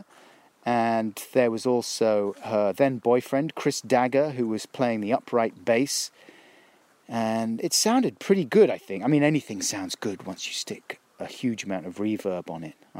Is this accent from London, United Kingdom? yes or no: yes; London, United Kingdom; also born or lived in Stockwell; I grew up down in South London, Clapham